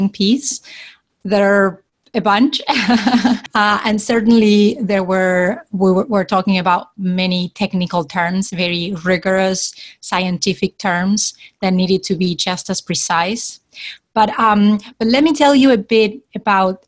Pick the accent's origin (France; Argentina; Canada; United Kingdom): Argentina; originally from Argentina